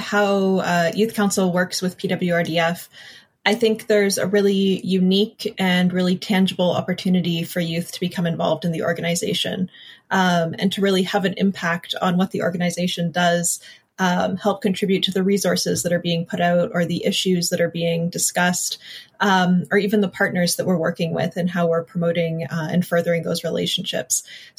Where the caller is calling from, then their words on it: Cambridge, Ontario, Canada; I'm joining today from Cambridge, Ontario, which is the traditional territory of the Anishinaabe, Haudenosaunee, and Neutral peoples.